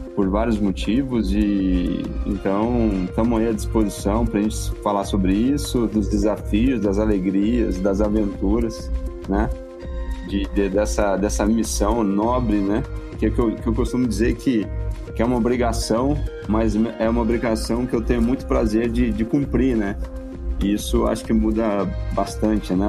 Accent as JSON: {"language": "Portuguese", "town": "Cruzeiro", "region": "São Paulo", "country": "Brazil", "tie": "born or raised there", "moved": "as an adult", "lives_now": "Brasília, Brazil", "said": "eu sou da Grande Cruzeiro, que é interior de São Paulo"}